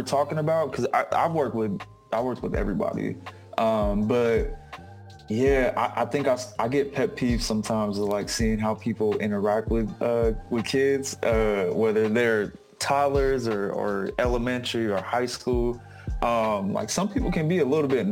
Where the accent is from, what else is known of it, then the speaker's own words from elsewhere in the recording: Sacramento, California, United States; now in Oakland, United States; I'm based out of Oakland. I'm originally from Sacramento, born and raised.